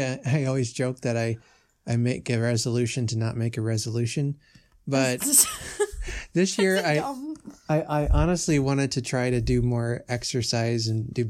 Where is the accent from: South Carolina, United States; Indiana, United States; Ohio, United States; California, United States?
Indiana, United States; Lafayette; When I was young, growing up in Lafayette, my daily world was restricted to the areas that I could reach on my bicycle.